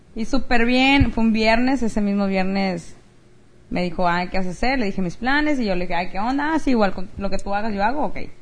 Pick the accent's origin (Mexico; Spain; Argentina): Mexico; now in United States; una amiga mexicana que es de donde yo soy